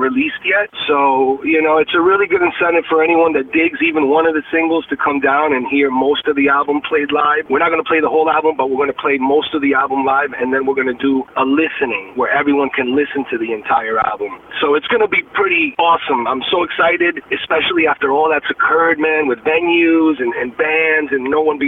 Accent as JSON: {"language": "English", "region": "New York", "country": "United States", "moved": "as an adult", "lives_now": "Temecula, United States", "said": "I'm originally from New York"}